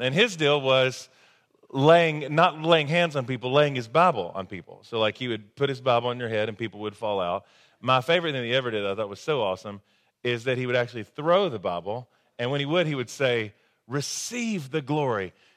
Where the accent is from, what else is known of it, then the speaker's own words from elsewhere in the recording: the South, United States; growing up in the South the way that I did